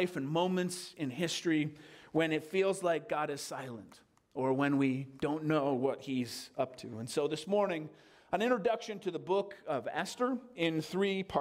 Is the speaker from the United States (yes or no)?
yes; United States; as American citizens